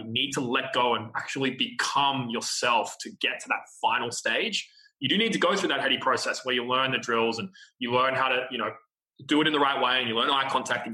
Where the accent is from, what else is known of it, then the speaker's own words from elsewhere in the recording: Australia; being Australian